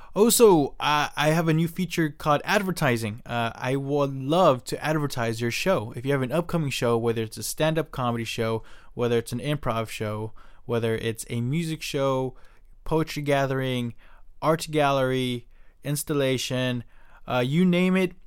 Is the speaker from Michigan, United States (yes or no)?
no; Silicon Valley, California, United States; I was born here in Silicon Valley